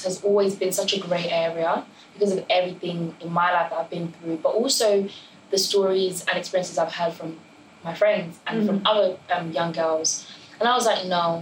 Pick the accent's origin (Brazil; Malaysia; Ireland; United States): Ireland; now in United Kingdom; I grew up in Ireland for 12 years.